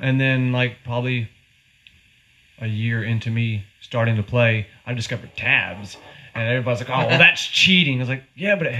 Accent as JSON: {"language": "English", "area": "Stokes County", "region": "North Carolina", "country": "United States", "tie": "born or raised there", "said": "That's just Stokes County thing where I grew up."}